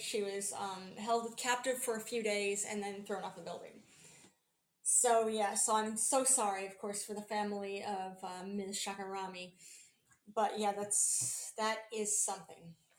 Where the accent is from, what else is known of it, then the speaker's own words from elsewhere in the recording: United States; being an American